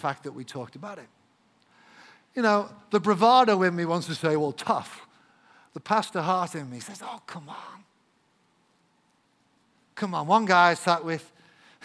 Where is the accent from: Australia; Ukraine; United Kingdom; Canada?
United Kingdom; England; an Englishman, because I am English